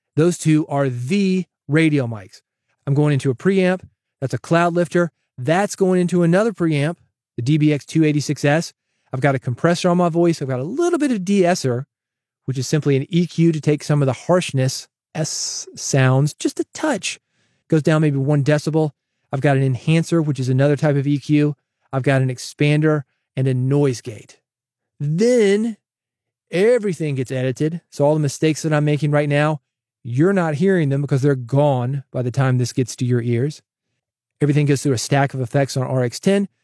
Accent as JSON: {"language": "English", "town": "Nashville", "region": "Tennessee", "country": "United States", "tie": "born or raised there", "said": "I grew up in the South, born in Nashville, relatives in East Tennessee, Virginia"}